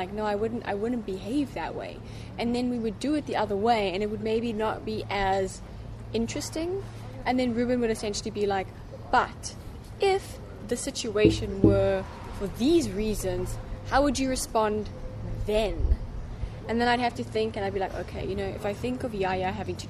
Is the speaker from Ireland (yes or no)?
no; South Africa; moved away; also born or lived in United States; growing up in South Africa